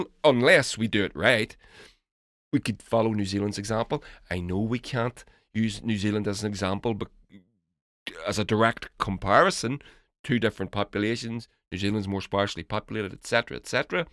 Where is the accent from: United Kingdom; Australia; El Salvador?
United Kingdom; moved away as an adult; now in Hungary; But I'm a Brit living in Hungary.